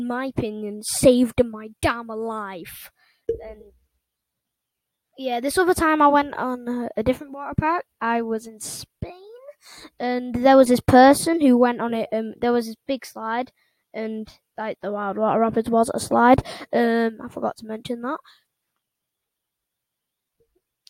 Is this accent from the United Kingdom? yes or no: yes; England, United Kingdom; England, which is my home country